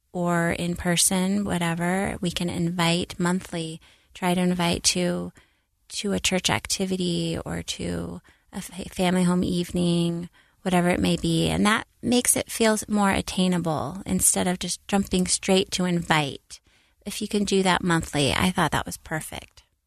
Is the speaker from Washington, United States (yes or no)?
yes; Seattle, Washington, United States; now in Utah, United States; growing up in Seattle, I was really fortunate to have a lot of religious friends